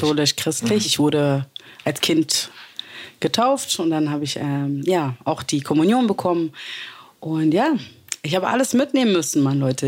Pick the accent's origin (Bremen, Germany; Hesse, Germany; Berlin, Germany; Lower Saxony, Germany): Berlin, Germany; Ich bin Berlinerin. Ich bin hier geboren und aufgewachsen.